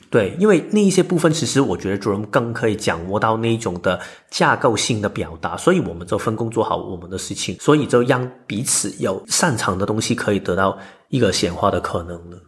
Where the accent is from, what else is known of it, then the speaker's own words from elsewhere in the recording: Hong Kong; moved away; 我简介我是香港来的